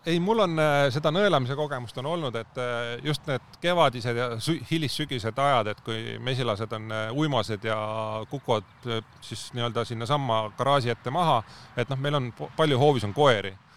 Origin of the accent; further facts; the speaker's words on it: Põlva, Põlva County, Estonia; moved away as an adult; now in Tallinn, Estonia; Tallinnasse ma sattusin alles kaks tuhat neli aasta, et enne seda ma olen Põlva, Põlvas olnud kogu elu. et ma tulin ülikooli Tallinnasse